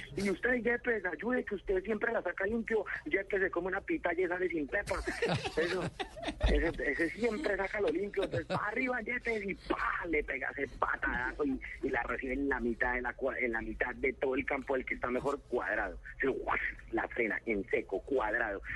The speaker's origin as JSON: {"language": "Spanish", "town": "Bogotá", "region": "Bogotá Capital District", "country": "Colombia", "said": "así somos los bogotanos"}